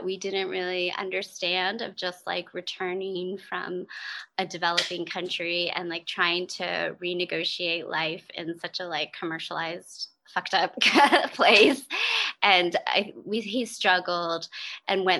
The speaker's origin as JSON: {"language": "English", "region": "East Coast", "country": "United States", "also_born_or_lived": "Maryland", "moved": "as an adult", "lives_now": "Olympia, United States", "said": "I am from the East Coast"}